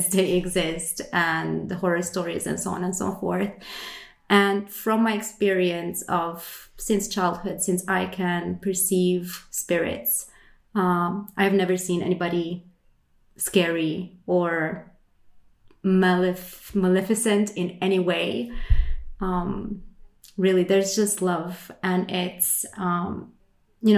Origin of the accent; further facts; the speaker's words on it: Romania; now in Sweden; I am from Romania, but I live in Sweden